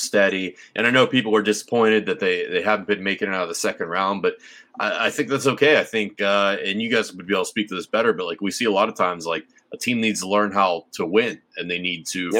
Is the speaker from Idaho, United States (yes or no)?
no; Pittsburgh, Pennsylvania, United States; I'm from Pittsburgh